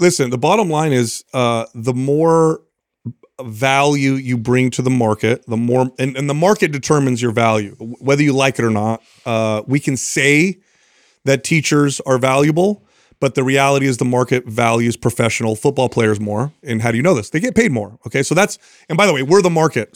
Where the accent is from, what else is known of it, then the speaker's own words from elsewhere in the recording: San Jose, California, United States; also born or lived in Truckee; we're from San Jose, but we're up in Truckee right now